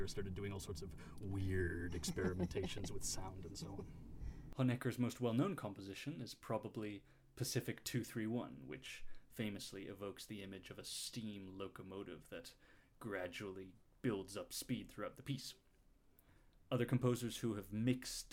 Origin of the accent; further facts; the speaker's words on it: Saint-Cergue, Vaud, Switzerland; I'm from Saint-Sergue, a small village in the Jura Mountains overlooking Lake Geneva.